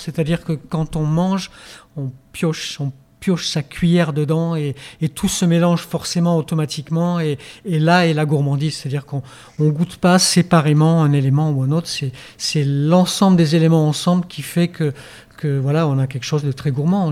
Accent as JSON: {"language": "French", "region": "Auvergne-Rhône-Alpes", "country": "France", "moved": "yes", "lives_now": "Hendaye, France", "said": "je viens d'Auvergne, par exemple on a du boudin qui est vraiment du boudin"}